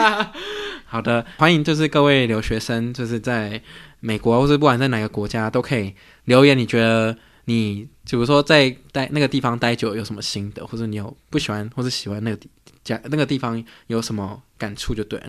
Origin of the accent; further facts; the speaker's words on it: Taiwan; moved away as an adult; 我从小就在台湾长大，我是到大学才出国